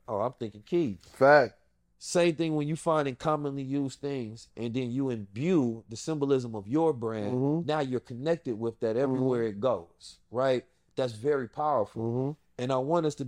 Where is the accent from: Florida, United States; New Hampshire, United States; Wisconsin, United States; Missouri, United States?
Missouri, United States; St. Louis; moved away; also born or lived in Oakland, California; Growing up in South St. Louis